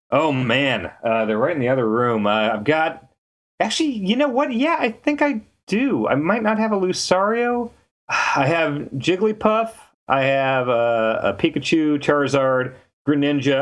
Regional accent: Kansas, United States; moved away as an adult; also born or lived in Minnesota; now in San Francisco, United States; I grew up in Kansas. I moved to Minnesota for, uh, for Game Informer.

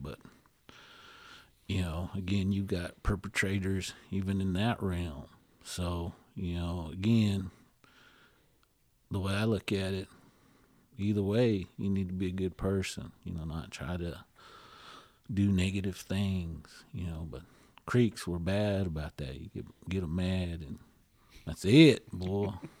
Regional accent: India; So that kind of world is something that we don't realize as Indian folks

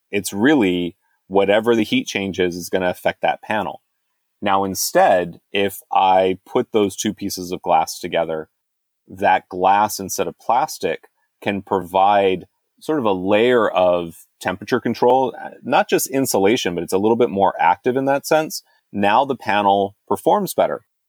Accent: United States; I'm an American. I live in America

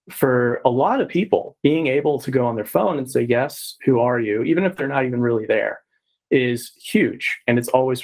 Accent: Texas, United States; I'm from Texas as well.

